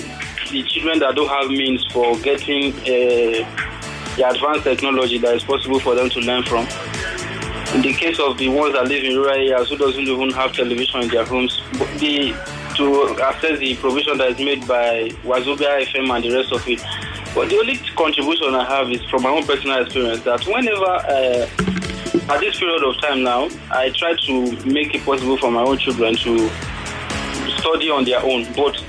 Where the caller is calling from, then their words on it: Lagos, Nigeria; I'm calling from Satellite Town.